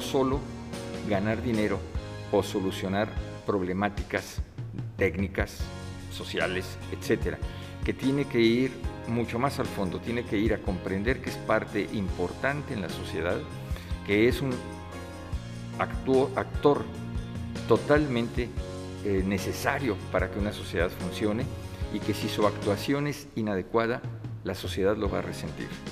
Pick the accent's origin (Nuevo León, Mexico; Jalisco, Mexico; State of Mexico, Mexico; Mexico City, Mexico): Mexico City, Mexico; also born or lived in Uruapan, Michoacán; soy nacido en la Ciudad de México, pero mi familia habitaba en ese momento en Michoacán, somos de origen michoacano y potosino, y eh, nací accidentalmente en esa ciudad